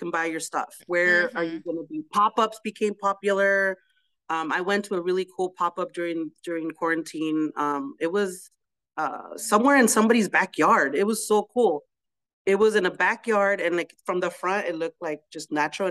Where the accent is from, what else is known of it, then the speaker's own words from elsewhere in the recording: United States; I was born here